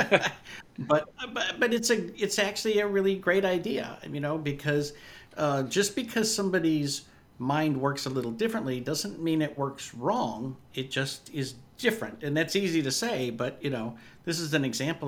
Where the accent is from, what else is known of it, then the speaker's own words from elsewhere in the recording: Yakima, Washington, United States; I grew up in Yakima on the other side of the mountains, where 100 degrees is a fairly normal summer type thing.